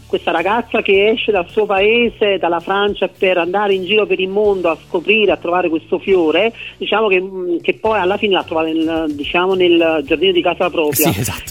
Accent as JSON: {"language": "Italian", "town": "Ercolano", "region": "Campania", "country": "Italy", "said": "io che sono napoletano"}